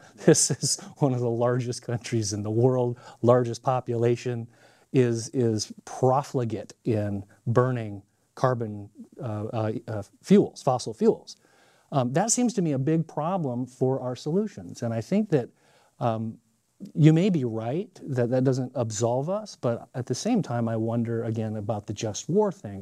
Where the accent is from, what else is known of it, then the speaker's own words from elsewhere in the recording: Montana, United States; I'm from Montana